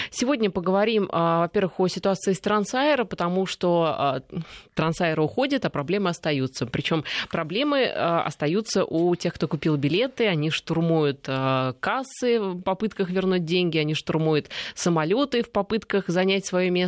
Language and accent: Russian; Russia; они, ну то есть мы, российские